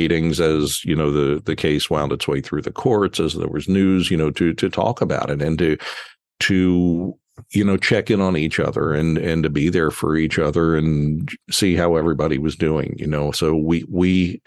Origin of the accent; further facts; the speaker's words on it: Philadelphia, Pennsylvania, United States; moved away as an adult; also born or lived in Baltimore; I moved to Baltimore from my hometown of Philadelphia when I was 28 years old